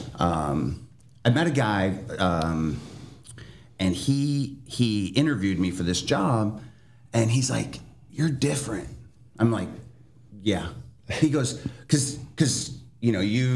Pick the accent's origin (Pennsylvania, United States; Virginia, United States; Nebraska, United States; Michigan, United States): Michigan, United States; Jackson; now in Phoenix, United States; when I'm growing up, I grew up in Michigan.